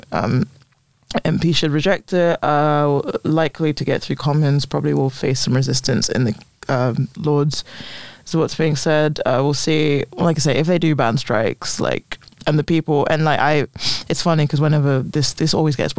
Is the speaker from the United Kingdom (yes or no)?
yes; London, United Kingdom; I was like, London